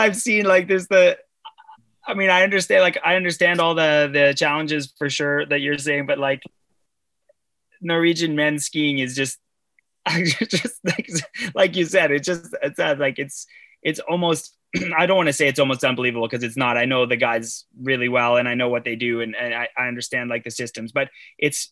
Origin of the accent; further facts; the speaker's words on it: Canada; as a Canadian